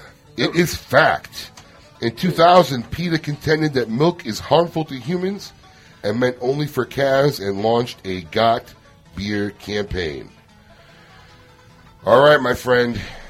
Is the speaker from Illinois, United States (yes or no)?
yes; Illinois, United States; now in Palm Beach Gardens, United States; my hometown, Illinois, my home state, Illinois.